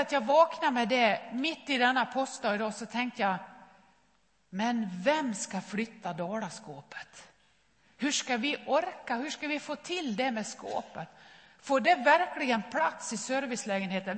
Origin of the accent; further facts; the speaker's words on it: Nås, Dalarna County, Sweden; moved away; min mamma hemma i Nås i Västerdalarna